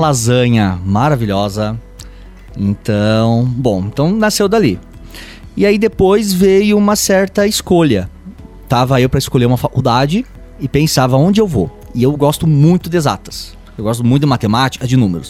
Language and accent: Portuguese; west of Santa Catarina, Brazil; eu sou italiano de dois lados da família, oeste de Santa Catarina e família italiana aquela tradicional